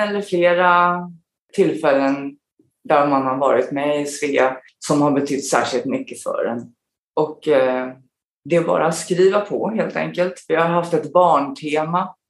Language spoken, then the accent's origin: Swedish; Stockholm, Stockholm County, Sweden; moved away as an adult; also born or lived in South Korea / Falun / Australia; now in Abu Dhabi, United Arab Emirates; sen flyttade vi tillbaka till Stockholm igen där jag då började i skolan och sen bodde vi där fram till jag flyttade hemifrån